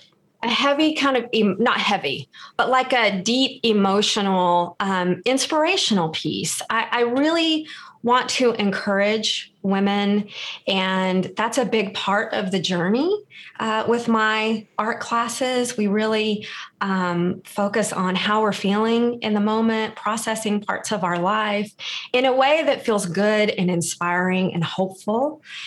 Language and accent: English; Texas, United States; I'm originally from Texas and have always wanted to live around the beach and finally got the chance to.